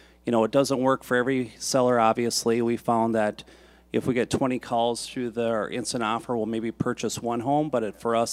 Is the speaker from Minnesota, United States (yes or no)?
yes; Brainerd, Minnesota, United States; I'm from Brainerd, Minnesota, which is 2 hours north of Minneapolis